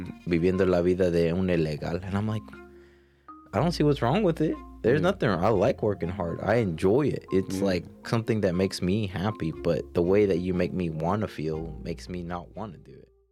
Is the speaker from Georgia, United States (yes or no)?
yes; Georgia, United States; also born or lived in Colorado; 26 year old male, born and raised in Georgia